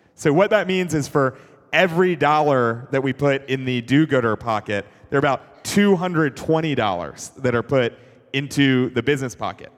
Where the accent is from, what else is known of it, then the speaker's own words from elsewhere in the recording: Atlanta, Georgia, United States; I grew up in Atlanta